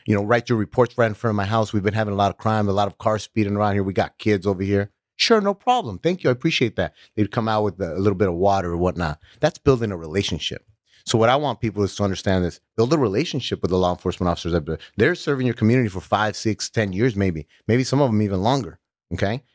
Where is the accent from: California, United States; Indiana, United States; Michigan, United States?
California, United States; Los Angeles; I was growing up in North Hollywood